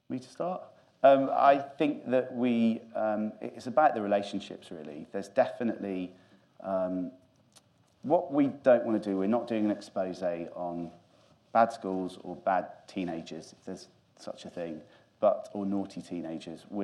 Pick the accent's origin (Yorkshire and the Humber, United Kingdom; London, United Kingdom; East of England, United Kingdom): Yorkshire and the Humber, United Kingdom; Grimsby; I'm from Grimsby